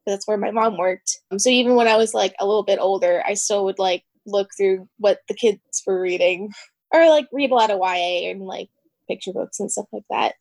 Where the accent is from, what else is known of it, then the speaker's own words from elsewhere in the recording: Pennsylvania, United States; I grew up in Pennsylvania surrounded by the woods